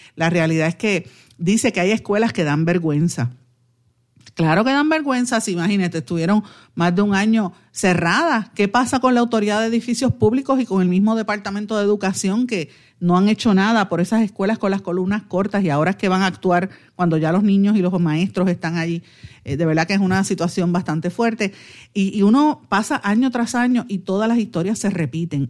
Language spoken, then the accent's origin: Spanish; Puerto Rico